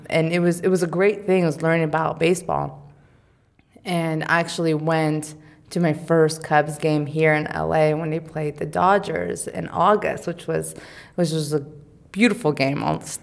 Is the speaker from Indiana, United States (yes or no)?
no; California, United States; being a Californian